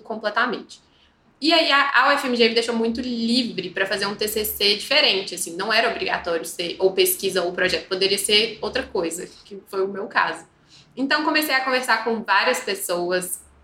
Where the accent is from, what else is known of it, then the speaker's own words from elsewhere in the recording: Belo Horizonte, Minas Gerais, Brazil; accent: Belo Horizonte; Se, se vocês não perceberam pelo nosso sotaque, que são os de Belo Horizonte